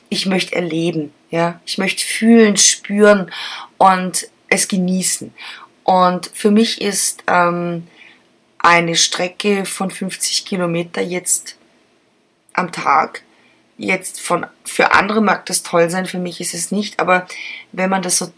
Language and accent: German; Germany; Ich bin auch Deutsche, ich tue es auch.